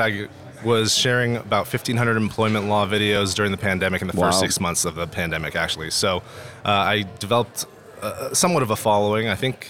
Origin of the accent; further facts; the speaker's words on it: California, United States; I grew up in the Bay Area, but I ended up playing college ball at the University of Idaho.